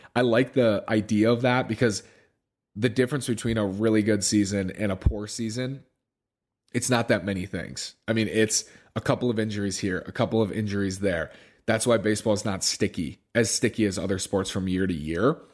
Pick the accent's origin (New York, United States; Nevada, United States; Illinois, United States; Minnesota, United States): Minnesota, United States; Minneapolis; growing up in Minneapolis